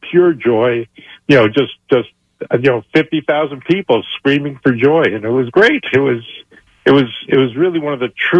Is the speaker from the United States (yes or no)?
yes; New York City, New York, United States; I grew up in Elmhurst, Queens, right down the street from the stadium. So it was like more than a home team. It was my neighborhood team.